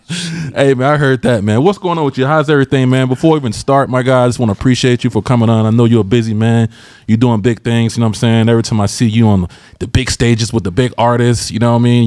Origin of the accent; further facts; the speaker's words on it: Georgia, United States; moved away; I'm from Georgia originally